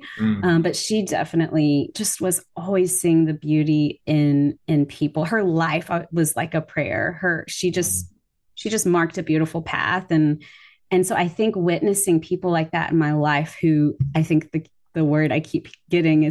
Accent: the South, United States; I grew up in the South

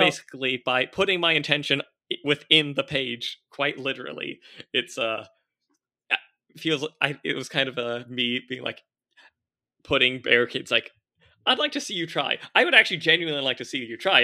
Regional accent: Orange County, California, United States; I grew up in Orange County, California

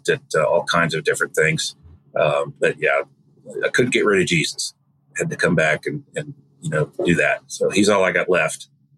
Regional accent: Wisconsin, United States; now in South Carolina, United States; Well, I am originally from Wisconsin, so if I talk funny, that's why. But I've lived in South Carolina most of my life, married here, educated here, all that, had children here.

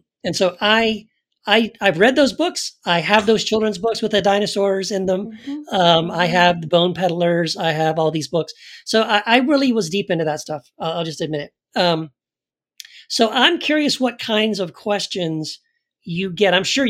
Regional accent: El Paso, Texas, United States; So I also was raised in Texas. I grew up in Texas, in El Paso. But I was in the Southern Baptist, you know, side of the wing of Christianity, evangelical Christianity.

